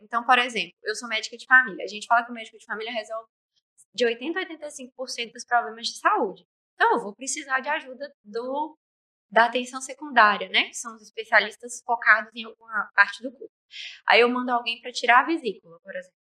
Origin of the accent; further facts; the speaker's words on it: Nanuque, Minas Gerais, Brazil; moved away as an adult; now in Governador Valadares, Brazil; Eu cresci em Nanuque a vida inteira. E aí eu mudei pra cá por causa da faculdade.